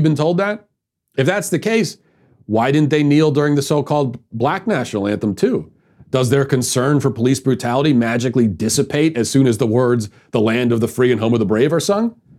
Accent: Baltimore, Maryland, United States; My hometown, Baltimore

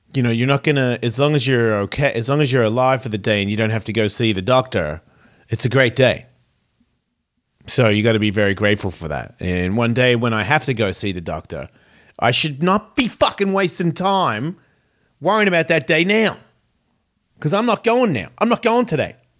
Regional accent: Australia; in Australia, yeah, man, we're so American

